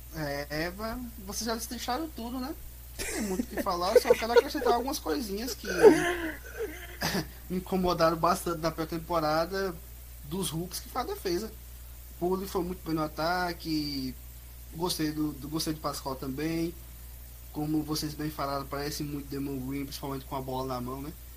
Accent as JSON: {"language": "Portuguese", "region": "Bahia", "country": "Brazil", "accent": "baiano", "said": "Sotaque é um baiano aqui"}